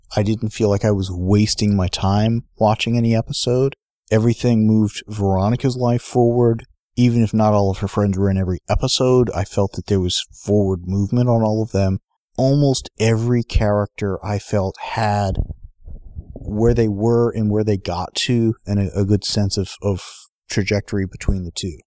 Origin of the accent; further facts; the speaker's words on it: San Diego, California, United States; we grew up in San Diego